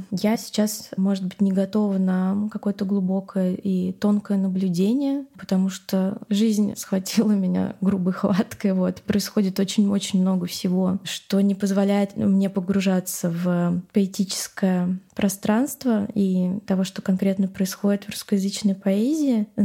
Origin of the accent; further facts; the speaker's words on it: Moscow, Russia; Я на самом деле выросла в этом городе. Я выросла на Новокузнецкой улице, то есть в центре, и очень сильно любила этот район